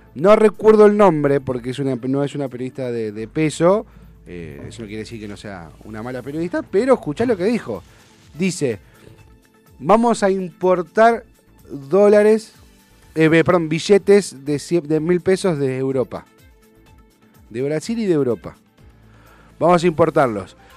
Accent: Argentina; me siento más argentino que nunca

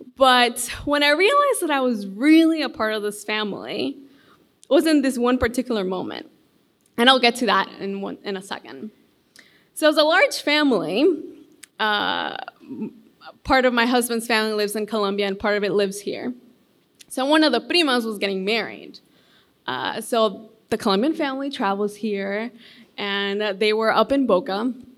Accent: Honduras; now in United States; And I grew up in Honduras. So, and I moved here to the U.S., well, I don't know, like 10 years ago.

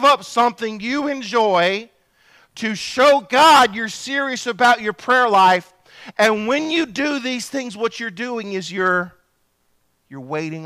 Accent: Bogue Chitto River, Pike County, Mississippi, United States; I was raised on the Bogachita River

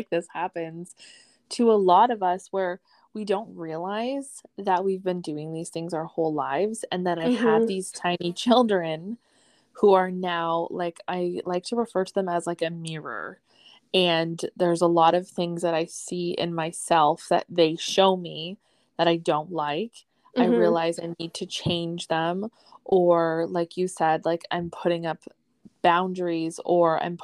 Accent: Ontario, Canada; I'm from Ontario, Canada

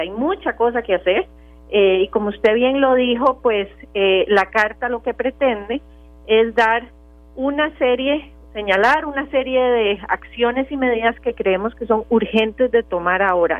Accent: Costa Rica; como costarricenses que somos

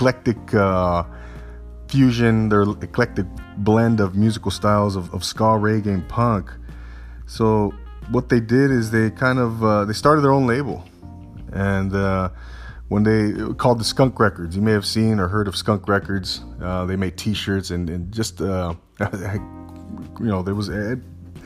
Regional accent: Southern California, United States; I'm from Southern California

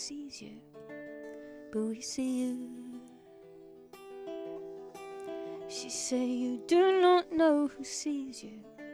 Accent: Surrey, South East England, United Kingdom; moved away as an adult; I grew up in Surrey

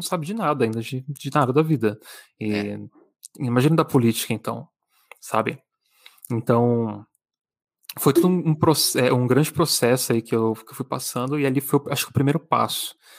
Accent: São Paulo, Brazil; Eu sou de São Paulo

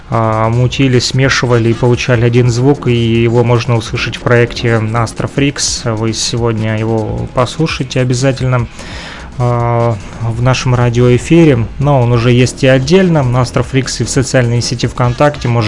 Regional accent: Ukraine; Но это же Россия. Я вряд ли смогу тут работать. Разрешение какое-то надо. Я же из Украины.

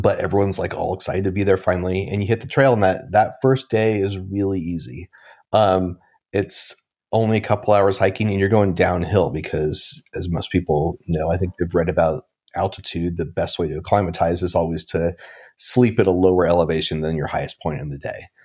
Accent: Portland, Oregon, United States; I grew up in Portland, Oregon

